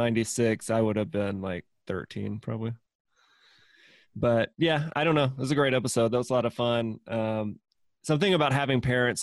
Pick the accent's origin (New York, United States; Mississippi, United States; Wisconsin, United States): Mississippi, United States; moved away; I'm originally from Mississippi